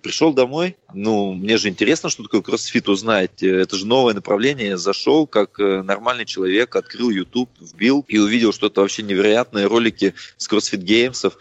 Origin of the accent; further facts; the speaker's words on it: Russia; Родился в России